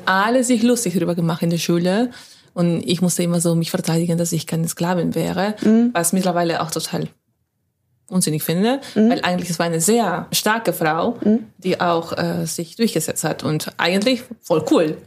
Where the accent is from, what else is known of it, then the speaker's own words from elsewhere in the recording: Lima, Peru; first language Spanish; German is a second language; moved away as an adult; also born or lived in Hamburg / Schwäbisch Hall / Stuttgart / Frankfurt; now in Witten, Germany; ich bin in Lima aufgewachsen